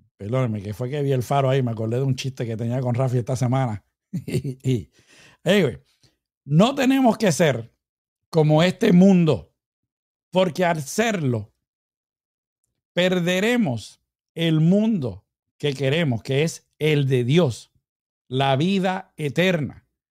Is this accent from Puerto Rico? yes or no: yes; Puerto Rico; moved away; allá en mi tierrita bella, Puerto Rico